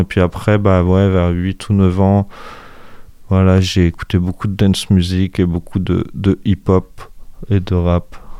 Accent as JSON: {"language": "French", "town": "Angers", "region": "Pays de la Loire", "country": "France", "tie": "born or raised there", "also_born_or_lived": "Coutances, Manche", "said": "j'ai quitté Coutances à un an et demi. En fait, mes parents commençaient de travailler, ont été mutés. Dès qu'ils ont pu revenir à Angers, ils sont venus à Angers."}